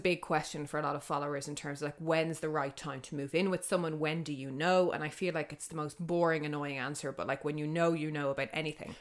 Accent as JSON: {"language": "English", "town": "Dublin", "region": "Leinster", "country": "Ireland", "said": "I'm from the north side"}